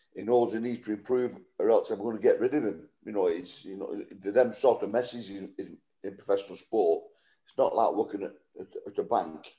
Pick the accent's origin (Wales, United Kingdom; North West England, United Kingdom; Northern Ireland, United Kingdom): North West England, United Kingdom; Wigan; I've been at Wigan for nine and a half years, just coming up to my testimonial, playing for my hometown club